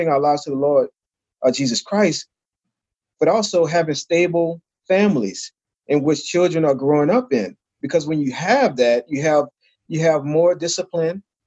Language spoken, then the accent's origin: English; New Orleans, Louisiana, United States; I grew up in New Orleans, Louisiana.